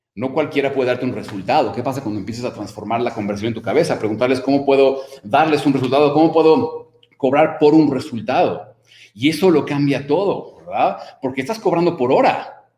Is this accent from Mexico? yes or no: yes; Mexico; como decimos en México